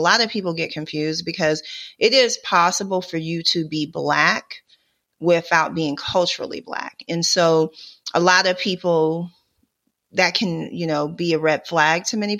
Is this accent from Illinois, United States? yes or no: yes; Chicago, Illinois, United States; also born or lived in New York / Los Angeles; now in Atlanta, United States; I've lived in different regions of the country. So I've lived in New York. I've lived in Los Angeles. I live in Atlanta. And like I said, I'm from Chicago